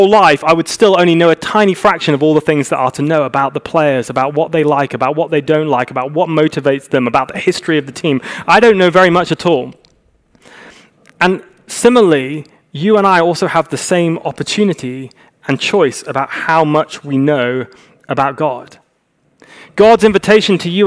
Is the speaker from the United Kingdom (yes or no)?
yes; United Kingdom; moved away as an adult; now in Los Angeles, United States; we're very British